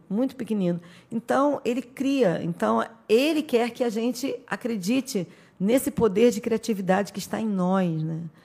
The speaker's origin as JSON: {"language": "Portuguese", "region": "Rio de Janeiro", "country": "Brazil", "also_born_or_lived": "São Gonçalo", "moved": "as an adult", "lives_now": "Araruama, Brazil", "said": "eu sou do Rio de Janeiro, sou carioca"}